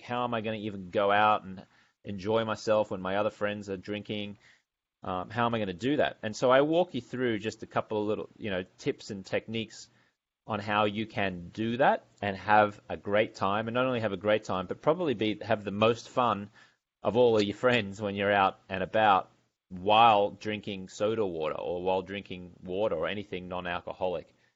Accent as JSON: {"language": "English", "town": "Brisbane", "region": "Queensland", "country": "Australia", "also_born_or_lived": "London, England / Los Angeles, California", "moved": "as an adult", "said": "I'm from Brisbane, Australia"}